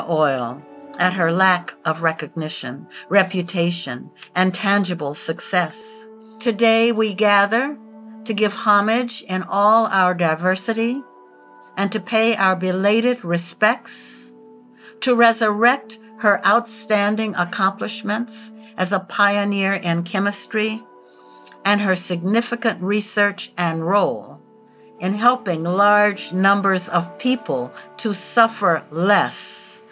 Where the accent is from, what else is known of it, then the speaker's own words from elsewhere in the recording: the Jim Crow South, United States; now in Hawaii, United States; I grew up in the Jim Crow South